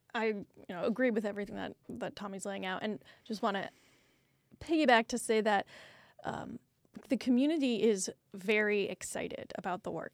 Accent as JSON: {"language": "English", "region": "Iowa", "country": "United States", "tie": "born or raised there", "moved": "yes", "lives_now": "Houston, United States", "said": "I grew up in Iowa"}